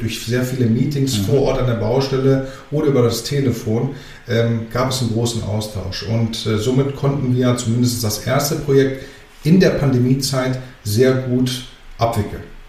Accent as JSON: {"language": "German", "country": "Germany", "tie": "born or raised there", "also_born_or_lived": "Greece / Athens / Thessaloniki", "said": "ich komme aus Griechenland ursprünglich, bin gebürtiger Grieche, aber in Deutschland geboren"}